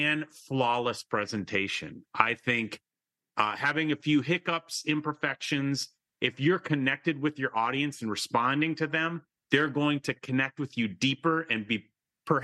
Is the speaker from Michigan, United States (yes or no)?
yes; Michigan, United States; moved away; I am from Michigan. That's a state in kind of the Midwest of the United States. And I was back there just this weekend with my elderly father.